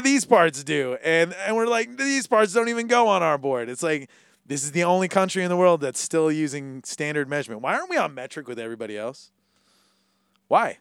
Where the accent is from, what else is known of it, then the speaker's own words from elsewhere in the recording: Hawaii, United States; as a Hawaiian